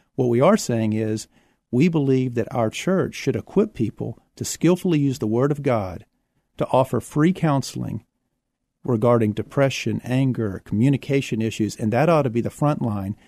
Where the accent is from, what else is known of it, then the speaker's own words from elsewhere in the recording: Houston, Texas, United States; also born or lived in San Marcos, Texas; now in San Antonio, United States; I was born in Houston